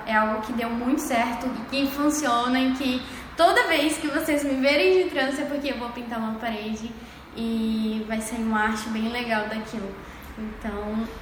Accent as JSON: {"language": "Portuguese", "region": "Pará", "country": "Brazil", "moved": "yes", "lives_now": "Cuiabá, Brazil", "said": "eu sou do Pará, sou do estado do Pará, uma cidade bem pequena, lá no litoral. E eu sou paraense"}